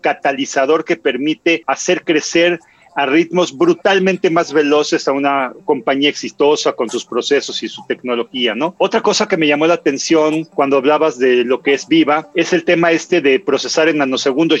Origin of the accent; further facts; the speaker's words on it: Mexico; como mexicano